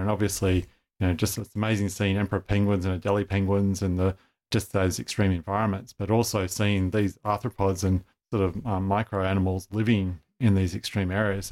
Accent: Sydney, New South Wales, Australia; I grew up in Sydney, went to, you know, school in northwest Sydney

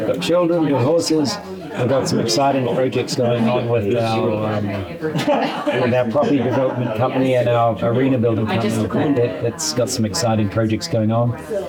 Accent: New Zealand; also born or lived in Australia; I'm New Zealand.

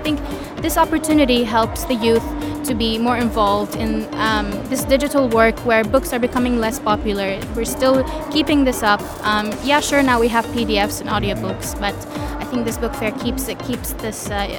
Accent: Sharjah, United Arab Emirates; I grew up in Sharjah

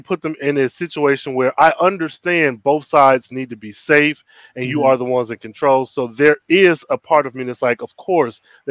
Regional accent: United States

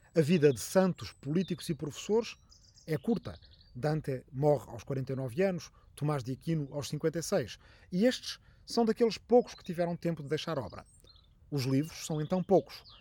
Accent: Arrifana, Ribatejo, Portugal; a quem está na minha aldeia de Arrifana, no Ribatejo

